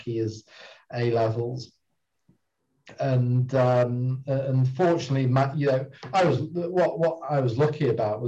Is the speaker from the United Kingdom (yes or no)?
yes; Bury, North West England, United Kingdom; moved away as an adult; also born or lived in Cambridge; originally I'm a Bury boy, sort of born and grew up and spent most of my early life around North Manchester in Bury